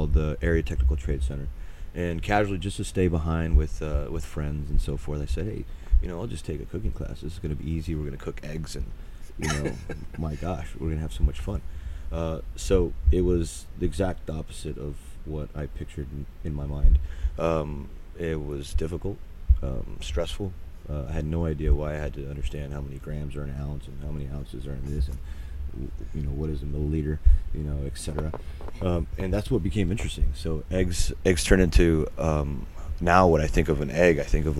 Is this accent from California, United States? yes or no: no; Las Vegas, Nevada, United States; I was born in Las Vegas, Nevada, believe it or not, in 1984, and pretty much grew up in what would be the city of sin